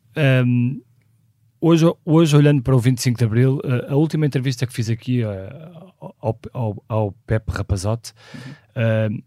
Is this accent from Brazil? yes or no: no; Porto, Norte, Portugal; nasci no Porto em 1976